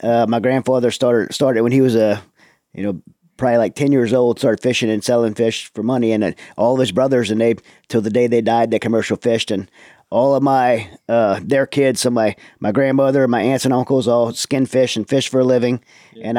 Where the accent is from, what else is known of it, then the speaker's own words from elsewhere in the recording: Raceland, Louisiana, United States; From Louisiana. I grew up in Raceland, in Thibodaux. So down in South Louisiana, Lafourche Parish, Bayou country.